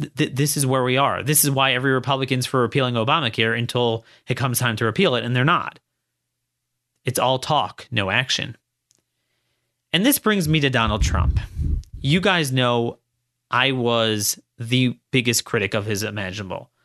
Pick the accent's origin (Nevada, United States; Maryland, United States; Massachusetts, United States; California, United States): Maryland, United States; I'm, I'm from Maryland.